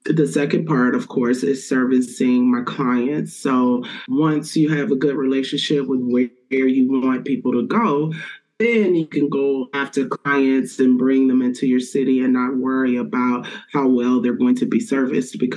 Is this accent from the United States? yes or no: yes; Little Rock, Arkansas, United States; moved away as an adult; now in Columbus, United States; My career in the hospitality industry started in Little Rock, Arkansas, which is my hometown